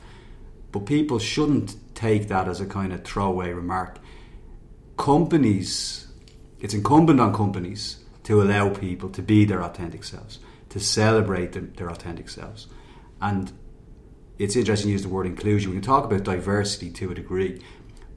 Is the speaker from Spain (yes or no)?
no; Dublin, Leinster, Ireland; I was born in Finglas in the north side of Dublin.